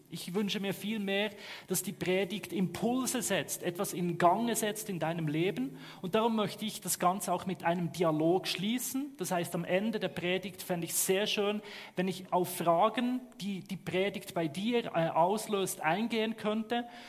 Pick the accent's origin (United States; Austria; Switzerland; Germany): Switzerland; Ich komme aus der Schweiz, hört man, ne? Ich gebe mir Mühe, irgendwo dann im guten Hochdeutsch zu sprechen.